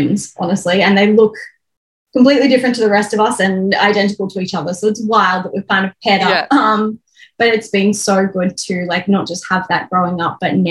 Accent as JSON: {"language": "English", "town": "Melbourne", "region": "Victoria", "country": "Australia", "tie": "born or raised there", "moved": "as an adult", "lives_now": "Brisbane, Australia", "said": "But I grew up in Melbourne and I'm now in Brisbane"}